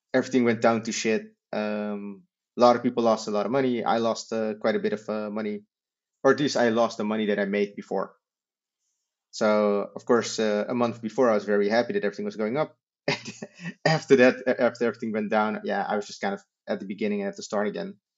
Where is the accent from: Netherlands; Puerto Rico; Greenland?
Netherlands; we're from the Netherlands